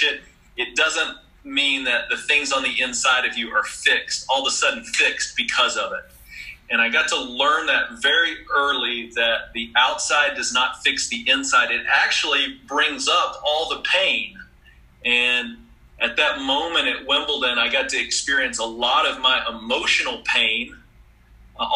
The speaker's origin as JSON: {"language": "English", "town": "Clyde", "region": "Texas", "country": "United States", "tie": "born or raised there", "said": "I grew up in Clyde, Texas. The big metropolis outside of Abilene."}